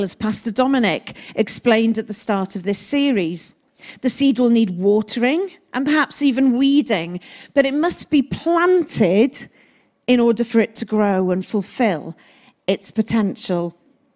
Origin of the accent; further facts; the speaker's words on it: Wales, United Kingdom; I speak as a Welsh woman